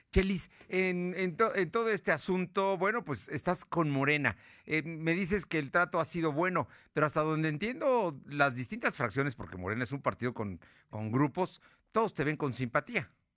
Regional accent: Puebla, Mexico; como poblano

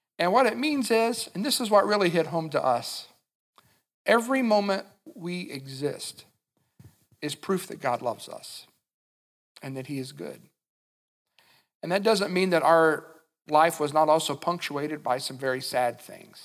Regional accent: Winchester, Kentucky, United States; when I was a little kid growing up in Winchester, Kentucky

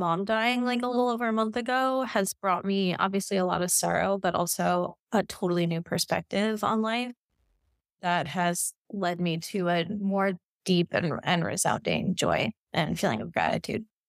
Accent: New York City, New York, United States; also born or lived in Kansas City / Vietnam; now in Miami, United States; where I grew up in New York

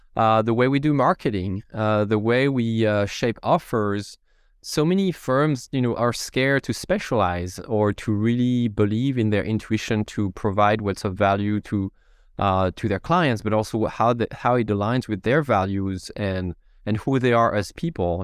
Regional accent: France; English is a second language; moved away as an adult; now in Seattle, United States; You may hear a little bit of an accent it's because I'm from France.

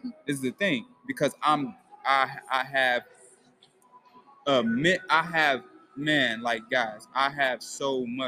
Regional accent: Ohio, United States; moved away as an adult; now in Atlanta, United States; I'm from Ohio

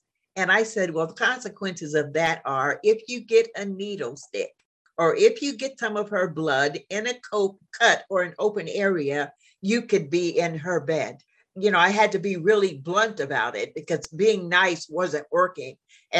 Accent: Midwest, United States; now in Jacksonville, United States; You have to remember, I came from the Midwest.

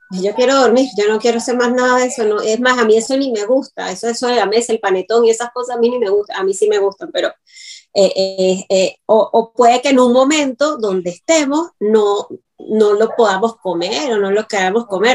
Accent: Venezuela; moved away; todas las cositas que los venezolanos entendemos

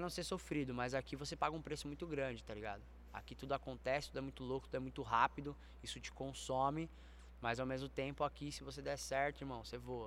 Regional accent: São Paulo, Brazil; Eu sou daqui de São Paulo.

